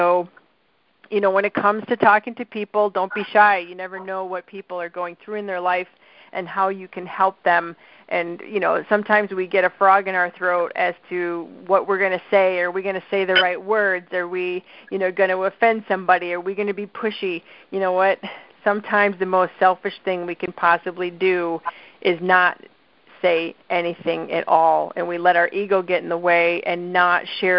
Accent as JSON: {"language": "English", "region": "Midwest", "country": "United States", "accent": "Midwestern", "said": "they might pick up my Midwestern accent and start talking nasal like me."}